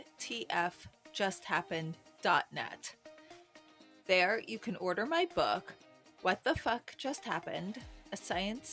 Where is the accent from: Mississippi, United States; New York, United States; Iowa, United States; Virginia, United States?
New York, United States; I grew up in the city. I used to play by the boat pond